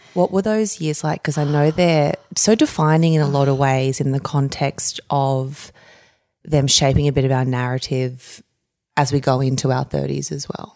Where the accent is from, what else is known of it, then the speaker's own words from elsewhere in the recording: Campbelltown, New South Wales, Australia; also born or lived in Narellan / Camden; I grew up earlier in Campbelltown and Bradbury